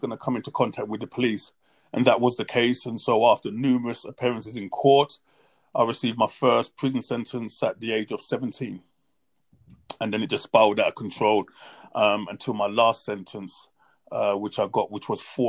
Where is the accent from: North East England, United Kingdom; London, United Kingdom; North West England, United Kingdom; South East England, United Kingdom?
London, United Kingdom; I grew up in a place called Hackney, East London.